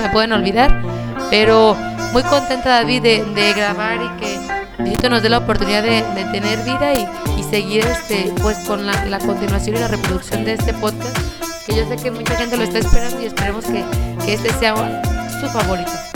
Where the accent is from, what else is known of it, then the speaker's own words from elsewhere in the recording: Mexico; los mexicanos